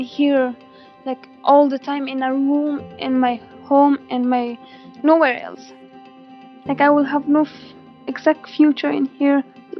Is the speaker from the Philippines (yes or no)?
no; Afghanistan; We have to raise our voice to help my countrymen.